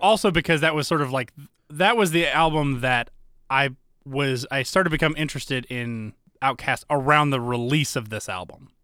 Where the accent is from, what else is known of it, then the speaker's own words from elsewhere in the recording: Alpharetta, Georgia, United States; moved away; I typically say Georgia